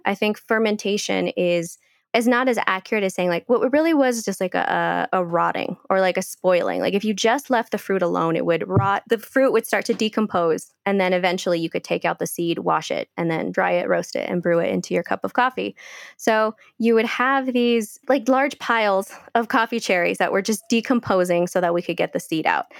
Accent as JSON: {"language": "English", "area": "Bay Area", "region": "California", "country": "United States", "tie": "born or raised there", "also_born_or_lived": "Guatemala / Cleveland, United States", "moved": "as an adult", "lives_now": "Colombia", "said": "I was born in Guatemala. And when I was five years old, my family had to leave and we immigrated to, to California. And so I grew up as a California girl"}